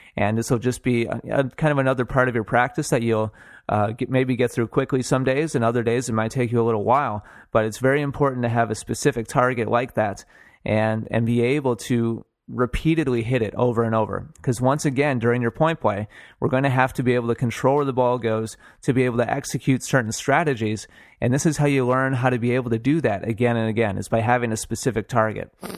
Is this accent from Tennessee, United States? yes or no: no; Milwaukee, Wisconsin, United States; I'm from Wisconsin. I was born and, and raised in Milwaukee.